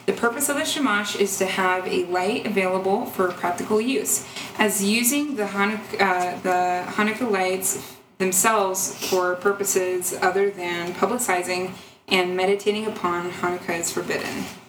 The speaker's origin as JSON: {"language": "English", "region": "New York", "country": "United States", "tie": "born or raised there", "said": "I grew up in New York, so I've been pretty exposed to Judaism"}